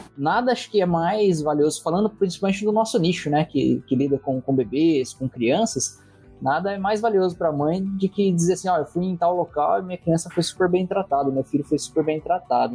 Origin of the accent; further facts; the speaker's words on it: Barrinha, São Paulo, Brazil; accent: caipira; sou de Barrinha